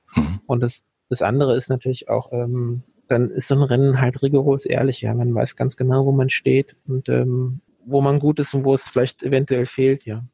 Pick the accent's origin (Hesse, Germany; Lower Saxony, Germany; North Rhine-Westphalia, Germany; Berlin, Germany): Hesse, Germany; Dieburg; ich komme hier aus dem Großraum Frankfurt und in der Nähe von Darmstadt eigentlich, in Dieburg, äh, bin ich aufgewachsen